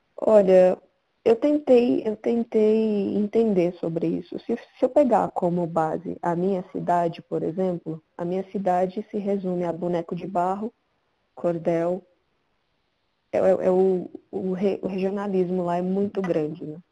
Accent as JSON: {"language": "Portuguese", "town": "Caruaru", "region": "Pernambuco", "country": "Brazil", "tie": "born or raised there", "moved": "yes", "lives_now": "São Paulo, Brazil", "said": "Eu nasci em Pernambuco, Caruaru, e sempre quis sair de lá"}